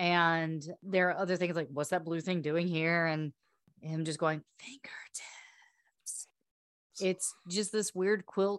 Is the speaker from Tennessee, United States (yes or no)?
no; Chester, South Carolina, United States; moved away as an adult; also born or lived in Slidell, Louisiana; Well, I've been here longer than any other state that I've ever lived in. South Carolina was 18 years. I've been here for 20.